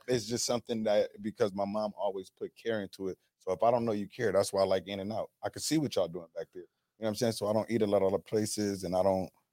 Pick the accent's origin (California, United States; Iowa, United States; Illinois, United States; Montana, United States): California, United States; Los Angeles; I'm from South Central